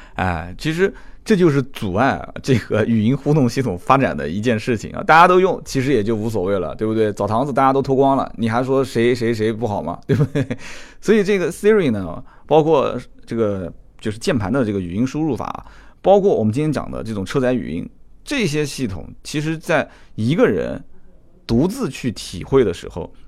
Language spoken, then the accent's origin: Chinese; China; 作为一个中国人，懂中国话的